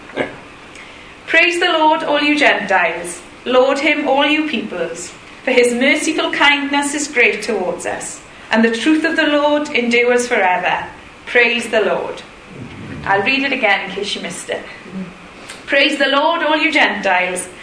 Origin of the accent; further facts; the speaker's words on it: Welsh, Wales, United Kingdom; I'm Welsh